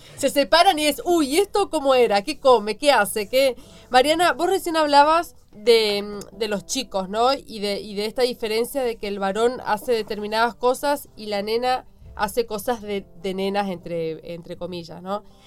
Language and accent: Spanish; Chaco, Argentina; yo también soy de Chaco.